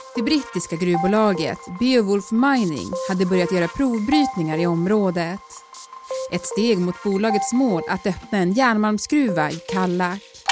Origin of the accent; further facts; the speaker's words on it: Norrbotten County, Sweden; Vi är ju båda från Norrbotten